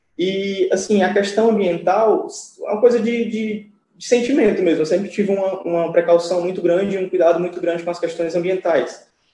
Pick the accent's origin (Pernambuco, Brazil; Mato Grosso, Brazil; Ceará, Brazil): Ceará, Brazil; Fortaleza; eu sou de Fortaleza